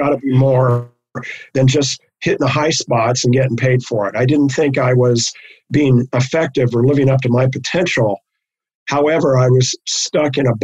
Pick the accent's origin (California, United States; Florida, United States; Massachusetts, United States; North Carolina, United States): California, United States; Los Angeles; I grew up in Hollywood